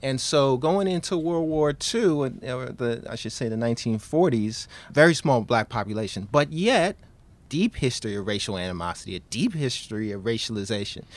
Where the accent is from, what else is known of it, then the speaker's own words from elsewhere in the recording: New York City, New York, United States; I, I grew up in Queens, New York